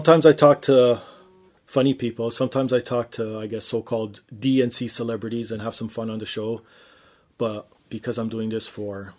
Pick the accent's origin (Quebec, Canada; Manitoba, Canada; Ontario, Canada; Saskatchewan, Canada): Ontario, Canada; Toronto; We're up here in the Grey White North, Toronto, representing the cold weather.